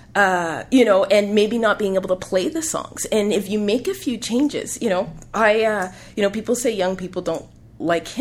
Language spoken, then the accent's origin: English; Canada; I am African Canadian